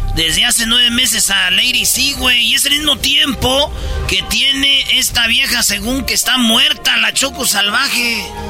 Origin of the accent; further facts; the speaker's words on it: Michoacán, Mexico; now in United States; puro Michoacán. Yo también de allí soy